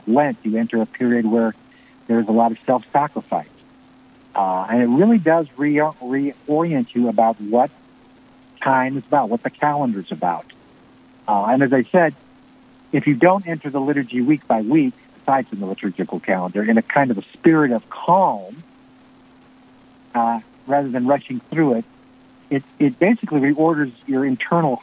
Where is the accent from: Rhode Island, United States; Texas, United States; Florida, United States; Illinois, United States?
Illinois, United States; Glen Ellyn; my hometown, Glen Ellyn, Illinois